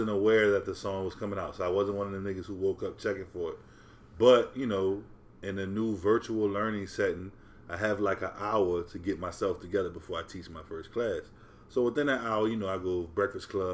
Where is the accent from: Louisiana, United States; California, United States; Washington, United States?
Louisiana, United States; New Orleans; I'm a nigga from New Orleans.